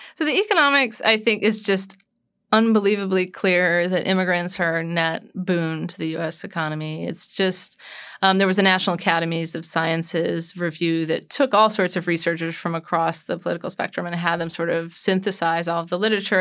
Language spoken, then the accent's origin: English; United States; being an American